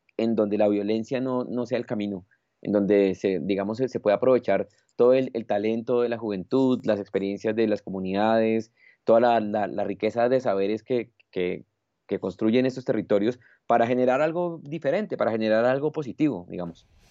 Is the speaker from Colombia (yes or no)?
yes; Colombia; also born or lived in Bogotá; es un privilegio como colombiano